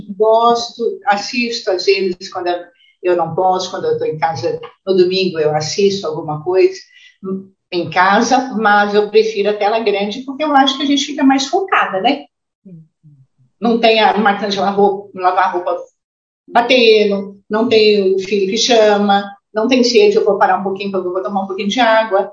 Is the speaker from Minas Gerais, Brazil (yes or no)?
yes; São João del-Rei, Minas Gerais, Brazil; moved away; eu nasci em São João del Rei, morei pouco, mas passei minha infância quase inteira ainda em São João del Rei.